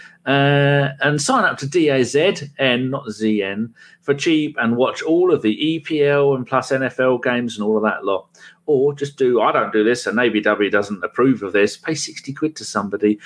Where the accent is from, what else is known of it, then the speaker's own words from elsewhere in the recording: England, United Kingdom; I'm English.